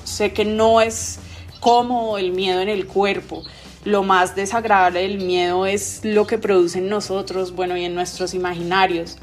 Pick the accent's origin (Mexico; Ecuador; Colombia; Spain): Colombia; como buena colombiana que, que vivimos en el país